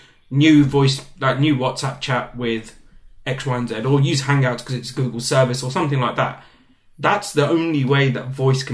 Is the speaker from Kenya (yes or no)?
no; London, United Kingdom; accent: British; I'm from London, like proper Englishman